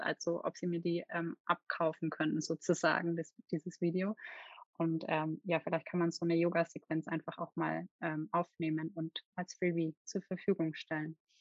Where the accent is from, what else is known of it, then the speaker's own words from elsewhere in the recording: Nördlingen, Bavaria, Germany; Ich bin in Nördlingen in Ries geboren